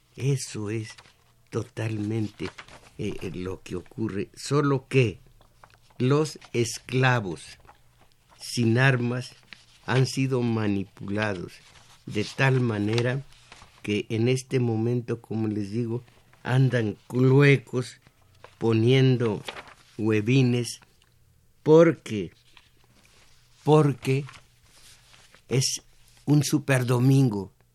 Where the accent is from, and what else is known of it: Mexico